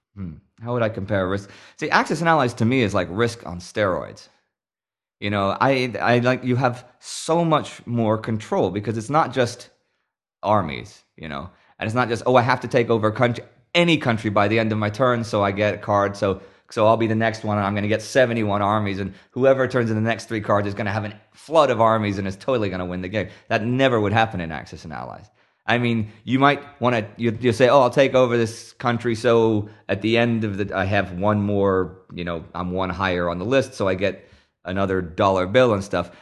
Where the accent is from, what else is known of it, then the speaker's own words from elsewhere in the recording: Texas, United States; also born or lived in Houston, Texas; now in Sweden; I am from Texas